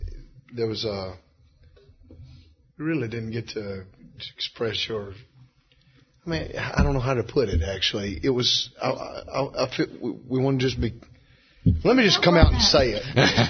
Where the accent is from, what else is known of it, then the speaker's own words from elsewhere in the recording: Beaver Dam, Kentucky, United States; Beaver Dan.